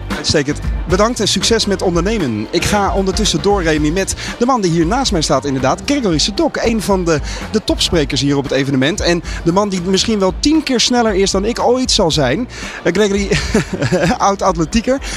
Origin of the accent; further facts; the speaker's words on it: Rotterdam, South Holland, Netherlands; ik kom uit Rotterdam en ik heb een adviesbureau in het vastgoed.